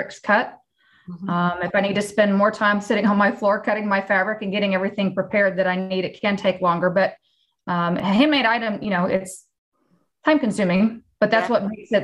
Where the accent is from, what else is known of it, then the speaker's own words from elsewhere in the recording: Fort Worth, Texas, United States; I am from Fort Worth, Texas